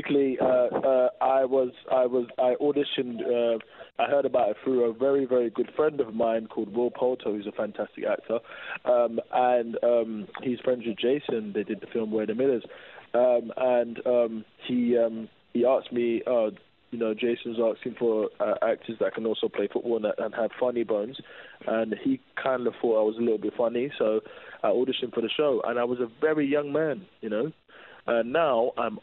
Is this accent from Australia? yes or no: no; England, United Kingdom; as an English person